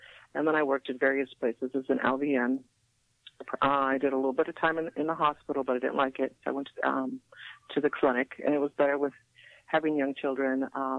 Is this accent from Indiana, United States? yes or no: no; San Gabriel, California, United States; also born or lived in Alhambra, California / Whittier, California; I began in the San Gabriel Valley. I attended Barnacle High School in Alhambra. I grew up in San Gabriel.